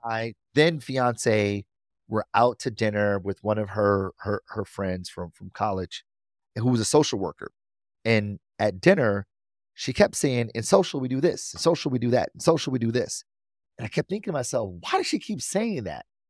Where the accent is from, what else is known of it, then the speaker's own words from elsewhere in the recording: Detroit, Michigan, United States; I'm from Detroit, born and raised